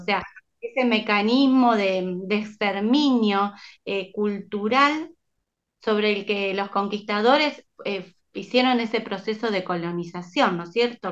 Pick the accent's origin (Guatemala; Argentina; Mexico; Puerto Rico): Argentina; San Lorenzo, Santa Fe; San Lorenzo, de donde soy yo